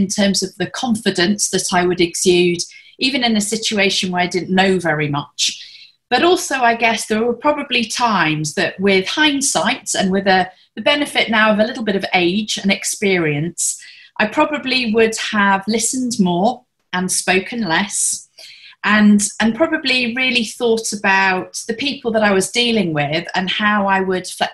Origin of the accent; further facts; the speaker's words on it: the north of England, United Kingdom; moved away as an adult; also born or lived in Hong Kong; now in Singapore; I'm a Brit originally and come from the north of England